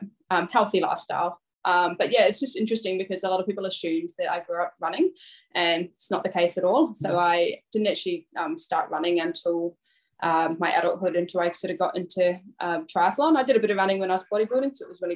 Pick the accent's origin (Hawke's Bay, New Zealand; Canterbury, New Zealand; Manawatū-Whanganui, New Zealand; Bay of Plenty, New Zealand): Hawke's Bay, New Zealand; North Island; now in Brisbane, Australia; I grew up in a small beachside town in Hawke's Bay in the North Island.